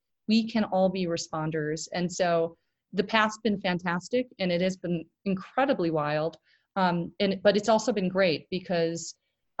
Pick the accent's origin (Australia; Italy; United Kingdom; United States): United States; Milwaukee, Wisconsin; moved away; my hometown is Milwaukee, Wisconsin. I lived in the Midwest my entire life.